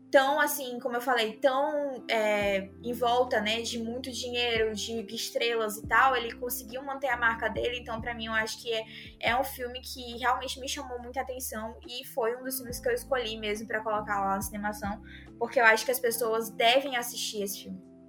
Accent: Northeast Region, Brazil; eu sou do Nordeste

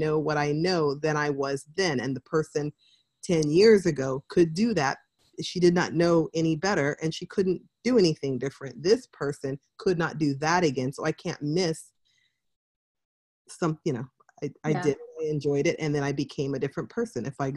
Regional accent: California, United States; I grew up in California

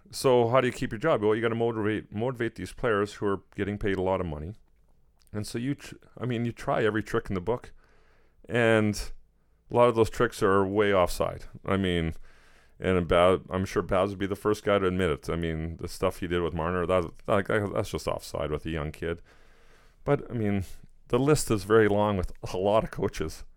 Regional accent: Edmonton, Alberta, Canada; moved away; Edmonton kinda being my hometown

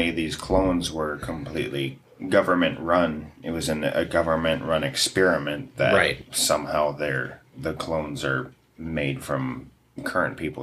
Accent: United States

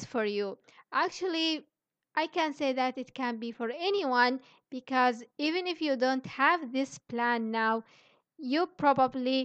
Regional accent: Yemen; moved away as an adult; also born or lived in Indonesia; I'm from Yemen

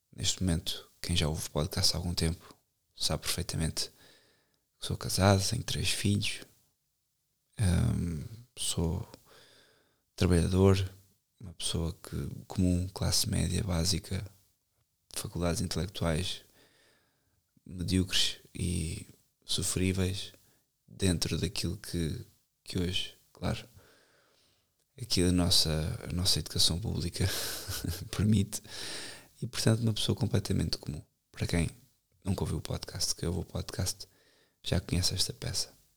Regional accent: Benavente, Santarém District, Portugal; Benavente, onde eu cresci, desde os 4 anos

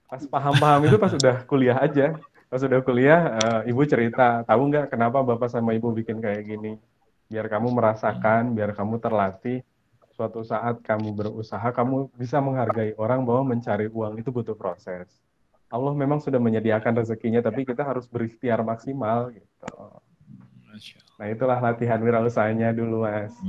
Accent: Poso, Central Sulawesi, Indonesia; also born or lived in Palu; Saya lahir di kota Palu, kemudian saya lahir eh, dibesarkan di kota Poso.

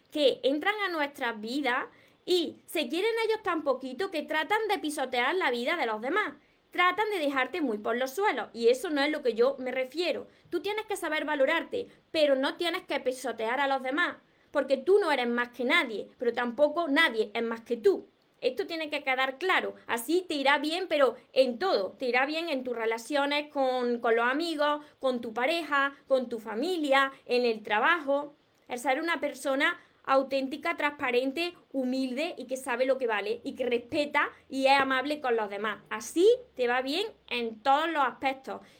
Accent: Córdoba, Andalusia, Spain; yo soy de aquí del sur de España. En el sur de España pues tenemos un acento peculiar. Además yo soy de Córdoba. Yo no renuncio a mi acento.

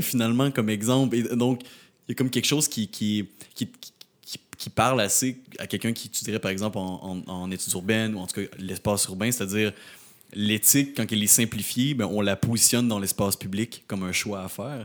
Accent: Rimouski, Quebec, Canada; now in Montreal, Canada; je viens de Rimouski, je viens, je viens pas de la ville

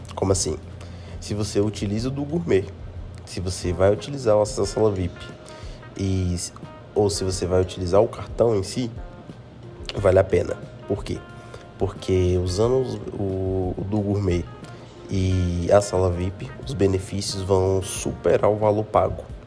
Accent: Brasília, Federal District, Brazil; Eu aqui sou de Brasília

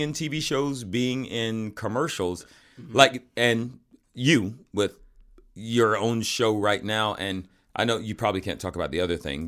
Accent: Fayetteville, Georgia, United States; also born or lived in Atlanta, Georgia; now in Los Angeles, United States; I'm from Fayetteville, Georgia, outside of Atlanta

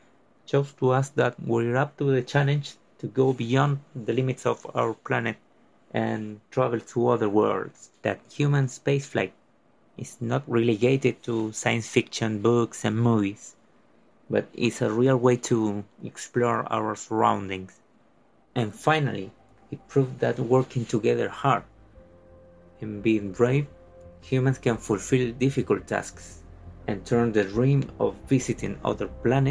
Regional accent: Quilpué, Valparaíso, Chile; I am from Quilpué, Chile.

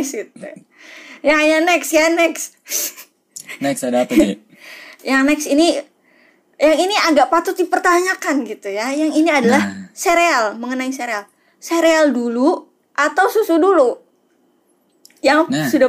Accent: Padang, West Sumatra, Indonesia; yang nextnya ini agak menghancurkan pride gue sebagai orang Padang ya

